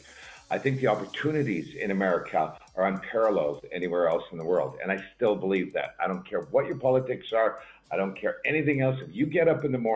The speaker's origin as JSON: {"language": "English", "country": "Canada", "moved": "as an adult", "lives_now": "Missoula, United States", "said": "I'm Canadian originally"}